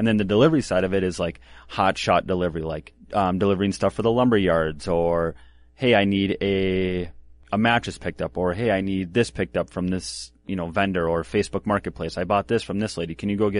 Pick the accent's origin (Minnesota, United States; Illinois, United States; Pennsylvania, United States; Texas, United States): Minnesota, United States; Minneapolis; also born or lived in Glencoe / Northfield; So I was born in Minneapolis. Yep. And then I bounced around, spent some time with my grandma and stuff in Glencoe, did some schooling there. And then I lived in Northfield with my dad and then bounced around.